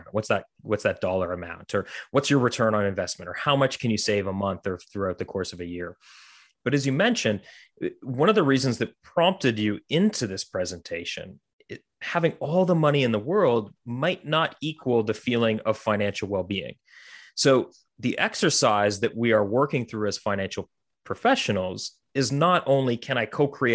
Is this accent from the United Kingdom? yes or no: no; Canada; growing up in Canada